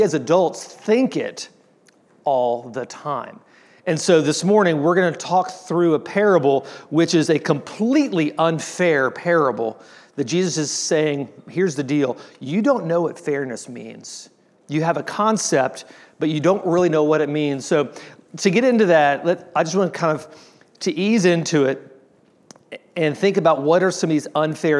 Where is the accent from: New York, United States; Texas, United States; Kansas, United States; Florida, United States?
Texas, United States; Austin; I grew up in Austin